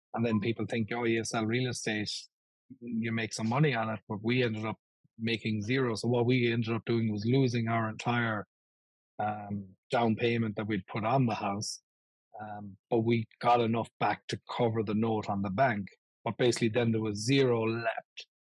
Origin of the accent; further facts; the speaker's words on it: Ireland; now in Buffalo, United States; when I was growing up in Ireland